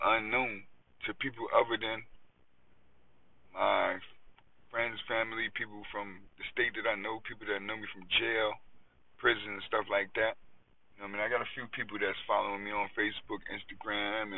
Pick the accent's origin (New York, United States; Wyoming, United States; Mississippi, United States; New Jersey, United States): New York, United States; that's just how we was raised in New York